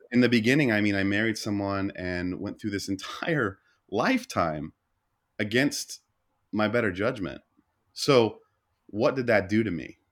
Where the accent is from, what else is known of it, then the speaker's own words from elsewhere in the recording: Oklahoma, United States; growing up in the Bible Belt of Oklahoma